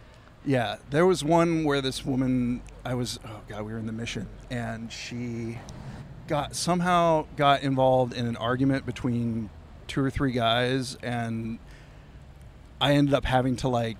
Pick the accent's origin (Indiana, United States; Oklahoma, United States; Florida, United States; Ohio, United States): Ohio, United States; New Bremen; also born or lived in Dayton, United States; So I am from a small town called New Bremen, which is on 75, Anneminster.